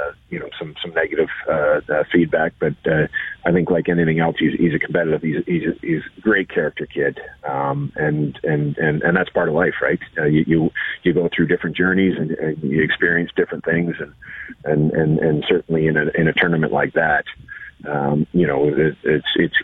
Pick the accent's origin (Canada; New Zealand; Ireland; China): Canada; being Canadian